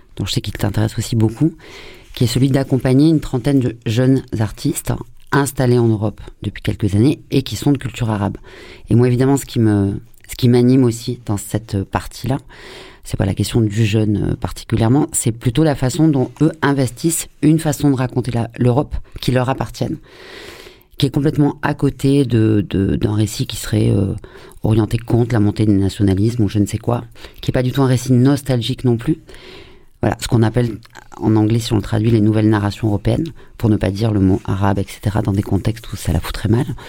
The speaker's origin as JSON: {"language": "French", "country": "France", "said": "en tant que française et notamment Marseille"}